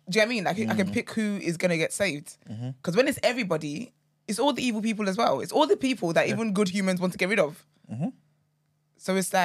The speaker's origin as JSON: {"language": "English", "country": "Nigeria", "tie": "born or raised there", "said": "growing up in Nigeria"}